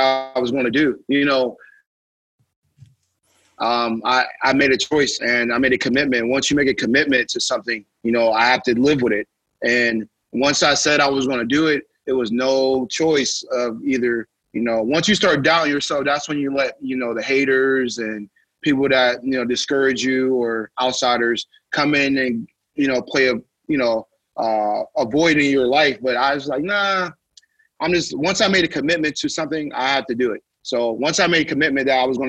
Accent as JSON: {"language": "English", "town": "Youngstown", "region": "Ohio", "country": "United States", "said": "where I'm from Youngstown, Ohio, small"}